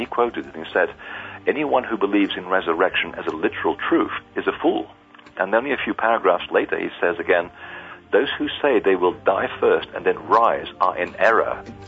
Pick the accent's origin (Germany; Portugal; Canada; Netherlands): Portugal; born there; I was raised as a Catholic. I didn't have a choice. I was born in Portugal. And we either were Catholics or basically were devil worshippers.